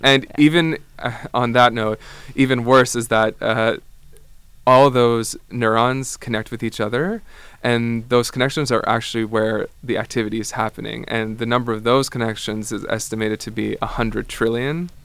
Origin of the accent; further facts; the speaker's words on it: Ottawa, Ontario, Canada; moved away as an adult; also born or lived in Amsterdam; I come from Canada. I'm from Ottawa originally, but I actually did my undergrad in Amsterdam